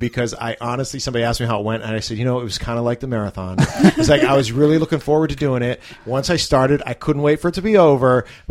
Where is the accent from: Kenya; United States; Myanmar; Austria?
United States; outside of Pittsburgh, Pennsylvania; moved away; It's my hometown team. I grew up outside of Pittsburgh.